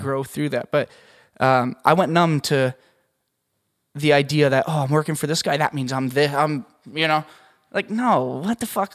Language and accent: English; Canada; moved away; I'm Canadian